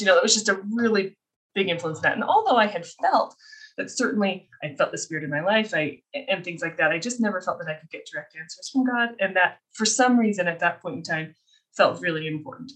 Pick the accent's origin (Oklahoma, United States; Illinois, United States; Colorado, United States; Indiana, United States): Colorado, United States; moved away as an adult; also born or lived in Minnesota; now in Utah, United States; I was raised in Colorado and then I came out here for my undergrad